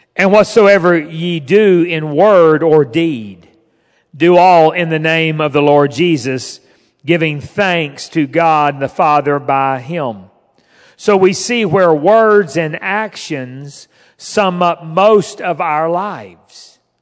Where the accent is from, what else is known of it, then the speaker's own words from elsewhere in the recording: Fort Smith, Arkansas, United States; moved away as an adult; also born or lived in West Virginia / Alexandria; I grew up in Fort Smith